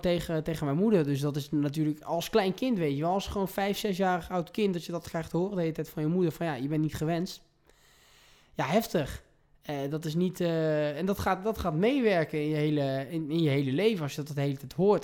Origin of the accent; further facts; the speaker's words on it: Provence-Alpes-Côte d'Azur, France; moved away as an adult; also born or lived in The Hague, Netherlands; now in Amsterdam, Netherlands; ik ben dus geboren in Den Haag. Eh, en toen ik eh, drie jaar oud was, ben ik met mijn zusje, mijn moeder en mijn vader verhuisd naar Zuid-Frankrijk. En ik heb dat om mijn eh, achttiende e gewoond.